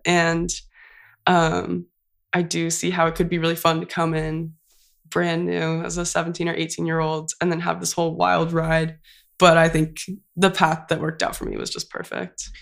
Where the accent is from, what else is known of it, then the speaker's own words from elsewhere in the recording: Santa Cruz, California, United States; moved away as an adult; now in Santa Barbara, United States; I went to community college, um, so I'm from Santa Cruz, so I went to Cabrillo College